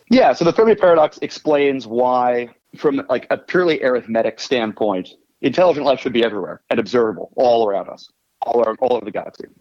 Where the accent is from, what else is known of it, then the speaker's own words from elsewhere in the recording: Washington, District of Columbia, United States; I am from Washington, D.C. originally